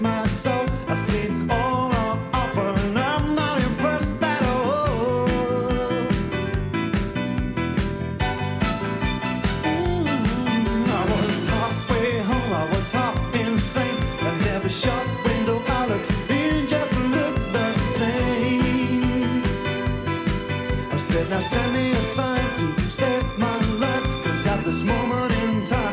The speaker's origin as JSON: {"language": "English", "town": "Stoke-on-Trent", "region": "West Midlands", "country": "United Kingdom", "said": "I'm still from Stoke."}